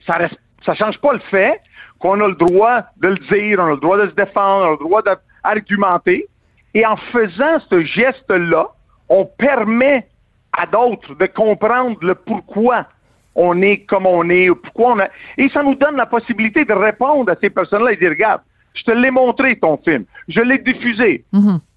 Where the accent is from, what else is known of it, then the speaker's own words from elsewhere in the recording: Quebec, Canada; en tant que Québécois